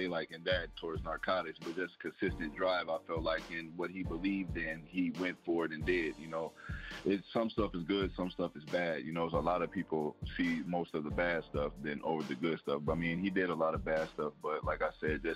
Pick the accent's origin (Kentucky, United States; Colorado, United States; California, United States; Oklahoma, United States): Colorado, United States; Denver; moved away as an adult; also born or lived in Iowa; now in Houston, United States; Denver is my original home. Denver, Colorado.